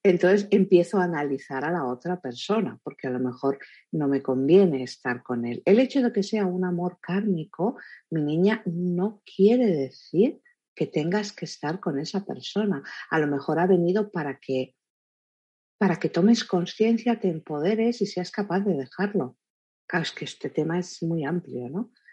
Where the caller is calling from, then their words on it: Paso Grande, Guanajuato, Mexico; soy de Paso Grande, Guanajuato, México